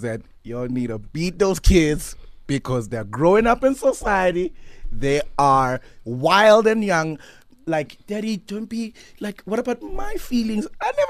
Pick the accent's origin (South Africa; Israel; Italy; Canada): South Africa; Durban, KwaZulu-Natal; Born and raised in Umlazi, Durban.